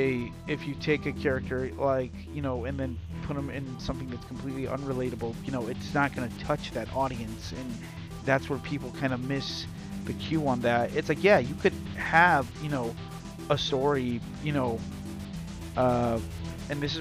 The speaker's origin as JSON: {"language": "English", "town": "Bridgeport", "region": "Connecticut", "country": "United States", "tie": "born or raised there", "said": "I grew up in Bridgeport"}